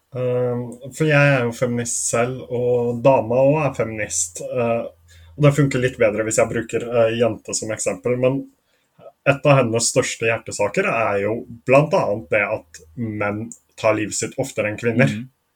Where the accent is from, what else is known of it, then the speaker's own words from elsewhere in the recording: Norway; jeg er norsk